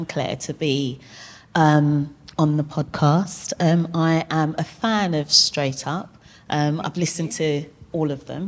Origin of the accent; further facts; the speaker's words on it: Zimbabwe; moved away; I'm originally from Zimbabwe